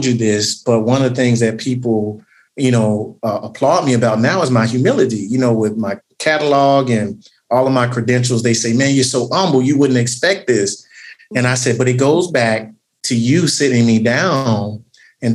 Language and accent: English; Tuscaloosa, Alabama, United States; moved away as an adult; now in Birmingham, United States; I was born and raised in the great city of Tuscaloosa